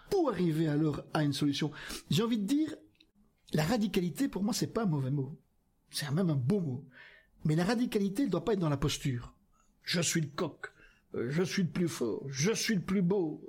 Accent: Flanders, Belgium; moved away as an adult; also born or lived in Wallonia (Picardy); je suis originaire de Flandre, j'ai vécu 20 ans en ah Flandre

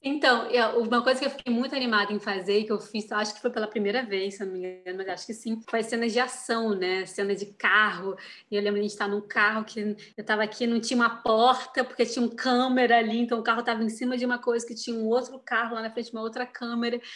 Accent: Brazil; moved away; also born or lived in Europe

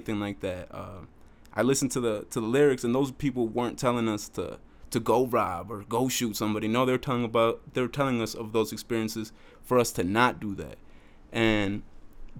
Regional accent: Beloit, Wisconsin, United States; also born or lived in Jiménez, Chihuahua, Mexico; Me and my two brothers had moved into a women's shelter with my mother in Beloit, Wisconsin

